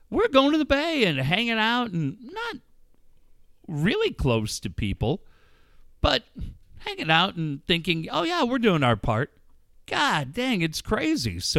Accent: Cardiff, Wales, United Kingdom; also born or lived in Minneapolis, United States; I mean, as much as Cardiff's my

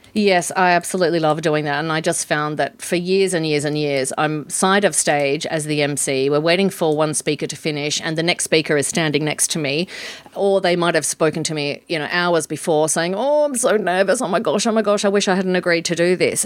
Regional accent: Port Hedland, Western Australia, Australia; moved away as an adult; also born or lived in Sydney; I grew up in Port Hedland

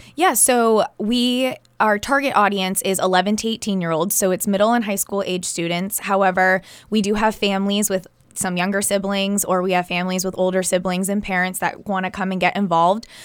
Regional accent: New Hampshire, United States; also born or lived in Cape Cod, Massachusetts; growing up in New Hampshire

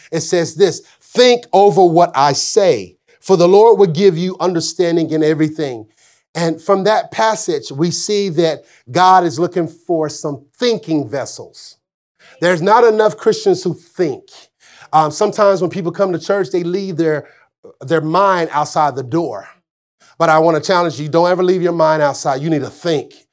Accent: Arkansas, United States; I'm from Arkansas

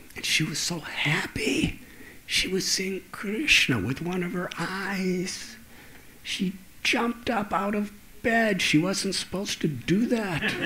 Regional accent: 30 miles north of Chicago, Illinois, United States; when I was a little boy, I used to live in Chicago. in fact, 30 miles north of Chicago

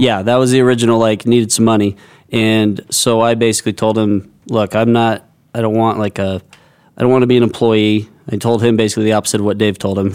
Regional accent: United States; I grew up on the Indian Reservation, which was pretty segregated between cowboys, Indians, and then about five of us who were skaters

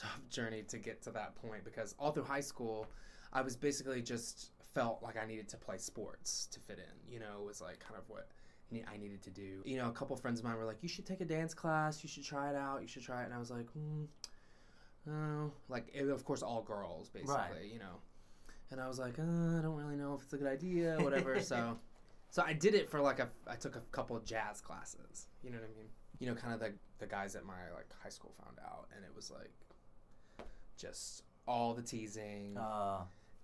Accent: Speedwell, Tennessee, United States; moved away; also born or lived in Knoxville, Tennessee; I was born in Knoxville, and then I was raised about an hour and a half north in a little town called Speedwell, Tennessee.

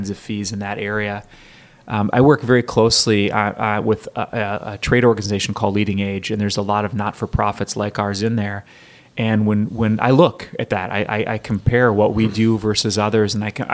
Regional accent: Minneapolis, Minnesota, United States; moved away as an adult; now in Olympia, United States; I grew up in Minneapolis, Minnesota

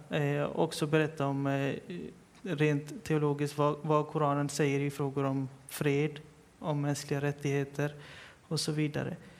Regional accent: Partille, Västra Götaland, Sweden; jag är för, själv född och uppvuxen i Partille

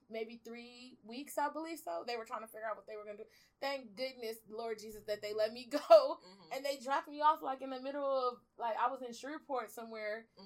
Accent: Belize; like I told you earlier, I'm originally from Belize. So at the, I just got my citizenship last year

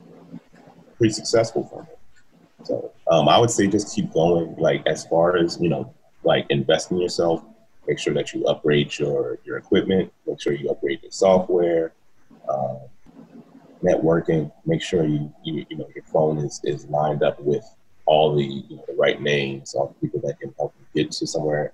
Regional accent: Philadelphia, Pennsylvania, United States; now in Los Angeles, United States; I hail from Philly, Philadelphia, PA

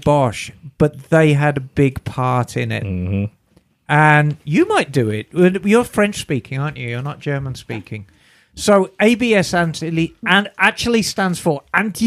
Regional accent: Birmingham, West Midlands, United Kingdom; Where I grew up in Birmingham

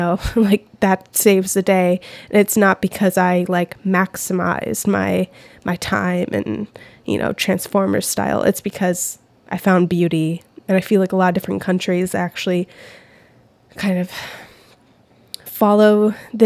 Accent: United States; as an American

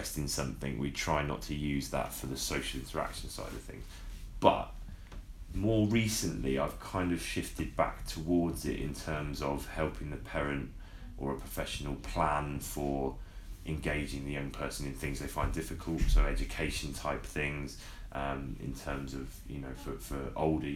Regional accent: Southampton, South East England, United Kingdom; I was from Southampton

